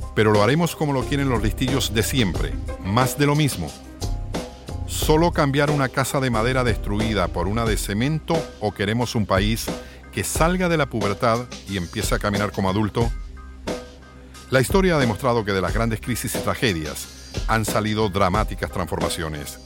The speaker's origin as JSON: {"language": "Spanish", "country": "Puerto Rico", "said": "somos alrededor de 3 millones y medio de habitantes en Puerto Rico"}